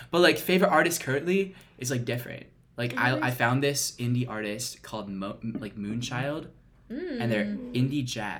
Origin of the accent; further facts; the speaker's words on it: Lakeville, Minnesota, United States; moved away; I am from Lakeville, Minnesota, unfortunately. It's like 20 minutes south of St. Paul.